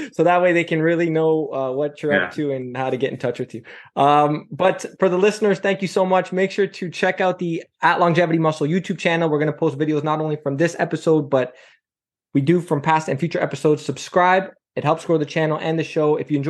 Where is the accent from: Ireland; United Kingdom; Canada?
Canada; I'm Canadian.